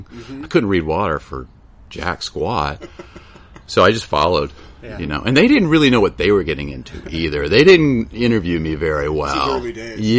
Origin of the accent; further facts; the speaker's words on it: Piedmont area of South Carolina, United States; now in Moss Landing, United States; I grew up in the Piedmont area of South Carolina, so the foothills of the Appalachia